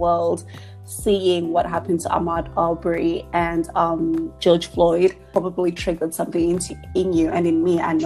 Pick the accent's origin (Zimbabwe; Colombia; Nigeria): Zimbabwe; moved away; also born or lived in England; I grew up in Zimbabwe for a time and then moved to England